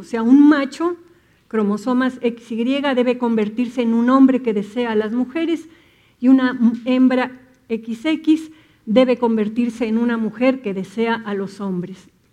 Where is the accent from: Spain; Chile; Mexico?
Mexico; Nos han educado, la cultura mexicana está entretejida con la religión católica, ¿no? Y tenemos muchas ideas que tienen que ver con creencias religiosas